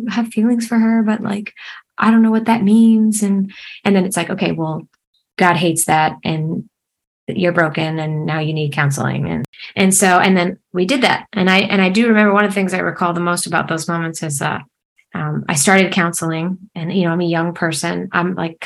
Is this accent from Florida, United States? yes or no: yes; Fort Myers, Florida, United States; also born or lived in Atlanta, Georgia; I actually was born here in Fort Myers, Florida. And I moved to Atlanta like briefly after I came out. And then I ended up coming back. But yeah, I was born and raised in Florida.